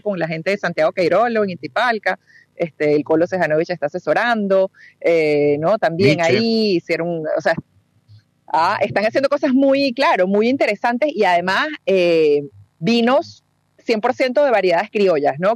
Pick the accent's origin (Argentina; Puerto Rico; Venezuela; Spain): Venezuela; now in Peru; el blend es eh, Perú por mi mamá, Uruguay por mi papá, y yo nací en Venezuela